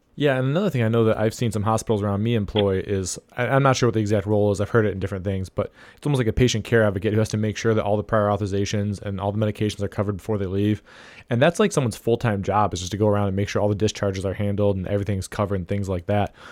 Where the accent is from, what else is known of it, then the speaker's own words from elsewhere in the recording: Ohio, United States; my home state of Ohio